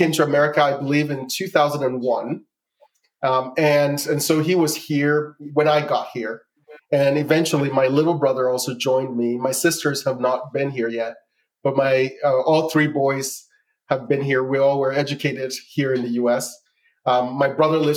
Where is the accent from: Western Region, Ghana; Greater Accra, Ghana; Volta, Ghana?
Greater Accra, Ghana; Accra; now in United States; I grew up in the capital of Ghana, which is called Accra